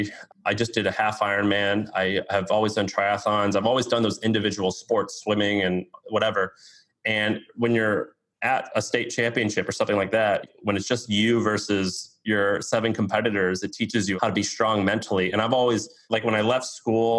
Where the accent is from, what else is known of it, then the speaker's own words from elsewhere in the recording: Missouri, United States; I'm from Missouri